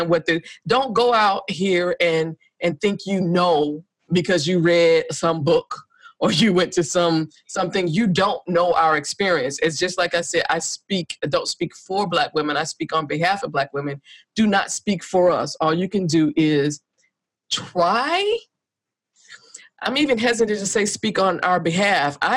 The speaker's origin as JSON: {"language": "English", "country": "Australia", "said": "Because again, being Australian, being a US citizen is automatically the default is white."}